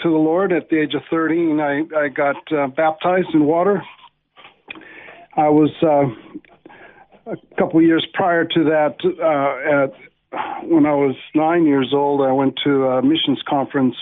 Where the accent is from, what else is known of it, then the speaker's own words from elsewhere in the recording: Los Angeles, California, United States; I was born in Canoga Park, California